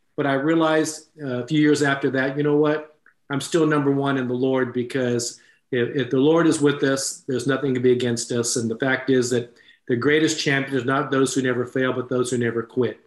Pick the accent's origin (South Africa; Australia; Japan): Japan; moved away; I was born in Japan. My mother was Japanese. I actually went to high school in Japan